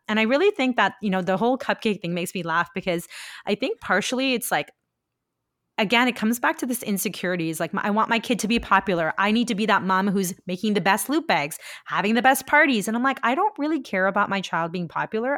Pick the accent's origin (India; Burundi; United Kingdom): India; now in Canada; I grew up in India where, like, it, there's a much higher standard of, like, teaching and lessons.